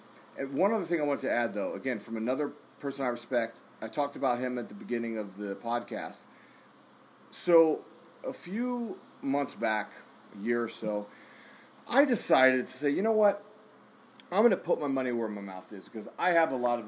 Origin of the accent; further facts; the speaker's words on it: Dallas, Texas, United States; you and I are from there